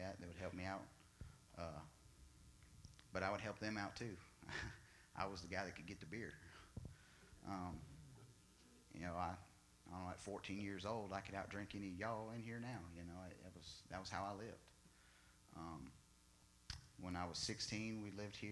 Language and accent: English; Enid, Oklahoma, United States; I was born in Enid, Oklahoma, 1982, December 29th, middle of winter.